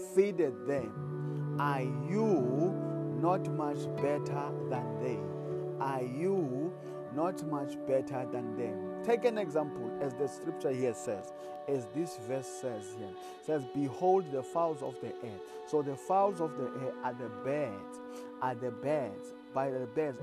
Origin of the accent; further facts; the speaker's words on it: South Africa; I come all the way from South Africa